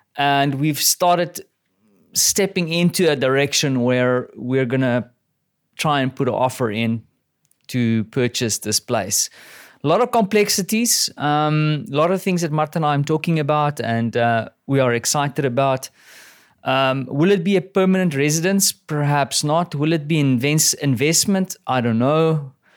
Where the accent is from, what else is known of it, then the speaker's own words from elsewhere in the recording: South Africa; now in Poland; I'm a South African